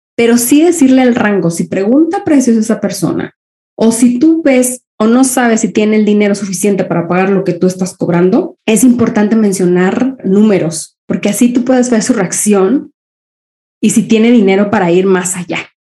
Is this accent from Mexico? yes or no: yes; Mexico; also born or lived in Spain; now in Copenhagen, Denmark; Yo soy mexicana viviendo eh, en Europa. Ahora vivo en Dinamarca, en Copenhague